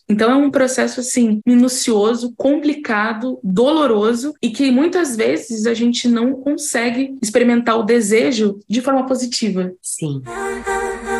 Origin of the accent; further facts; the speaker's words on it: Rio Grande do Sul, Brazil; now in Rio de Janeiro, Brazil; Mas eu sou do Rio Grande do Sul